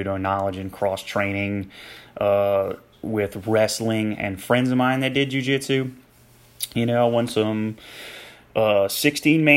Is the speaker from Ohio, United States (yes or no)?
no; Louisiana, United States; moved away as an adult; also born or lived in Maryland; came back to Louisiana